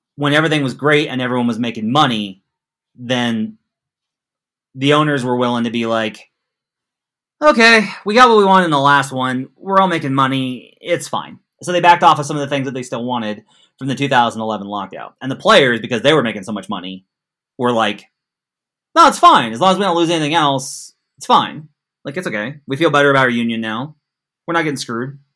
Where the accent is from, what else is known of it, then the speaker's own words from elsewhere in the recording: Arkansas, United States; also born or lived in Missouri; I'm from Arkansas.